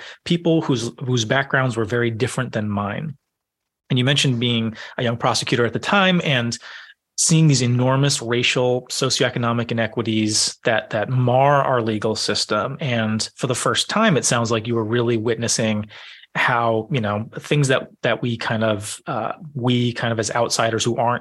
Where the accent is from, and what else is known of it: southern New England, United States; born or raised there